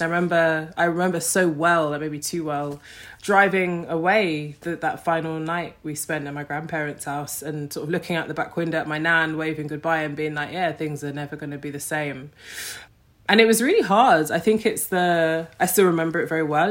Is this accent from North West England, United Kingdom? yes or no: no; London, United Kingdom; I grew up in Streatham